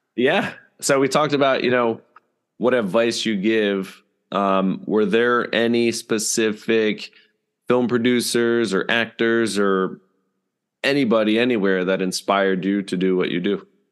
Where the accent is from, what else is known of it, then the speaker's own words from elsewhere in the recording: Bethlehem, Pennsylvania, United States; since it is my hometown